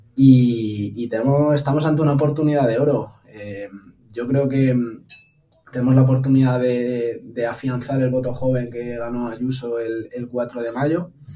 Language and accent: Spanish; Las Rozas, Community of Madrid, Spain; also born or lived in United States; me afilié a unas generaciones en Las Rozas para estar en mi pueblo